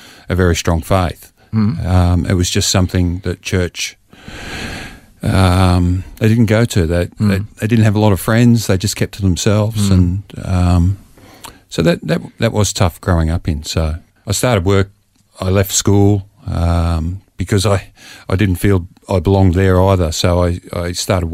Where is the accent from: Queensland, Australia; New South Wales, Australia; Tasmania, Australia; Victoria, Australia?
Victoria, Australia; Frankston; I grew up in Frankston